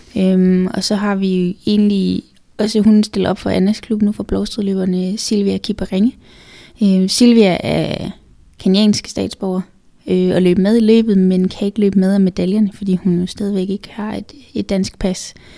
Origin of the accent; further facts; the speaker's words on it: Funen, Southern Denmark, Denmark; now in Copenhagen, Denmark; jeg er jo født og opvokset på Fyn